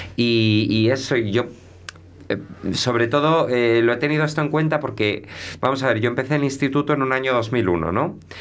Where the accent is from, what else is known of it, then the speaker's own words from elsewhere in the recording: Melgar de Arriba, Castile and León, Spain; moved away; also born or lived in Santiago de Compostela / Sahagún / Valladolid / Seville; yo donde me he criado es en Melgar